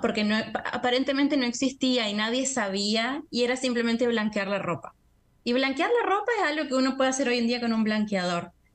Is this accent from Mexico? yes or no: no; Argentina; moved away as an adult; now in Brazil; siendo argentina